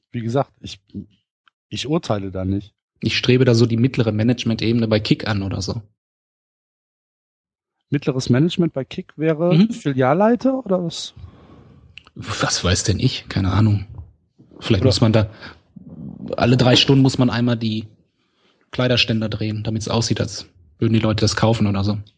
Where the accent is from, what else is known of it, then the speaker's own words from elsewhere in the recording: Essen, North Rhine-Westphalia, Germany; Nee, Ich komme aus Essen.